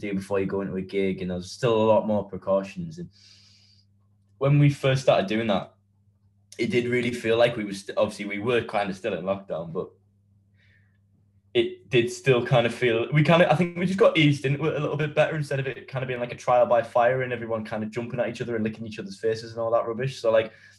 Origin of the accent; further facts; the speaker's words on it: County Durham, North East England, United Kingdom; we're all from County Durham